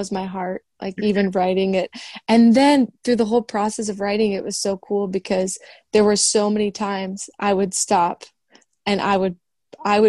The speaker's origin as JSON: {"language": "English", "region": "Minnesota", "country": "United States", "also_born_or_lived": "Indiana", "moved": "yes", "said": "I'm from Minnesota"}